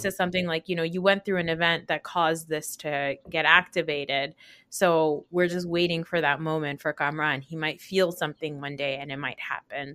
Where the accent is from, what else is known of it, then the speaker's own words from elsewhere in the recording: New Jersey, United States; a Pakistani growing up in New Jersey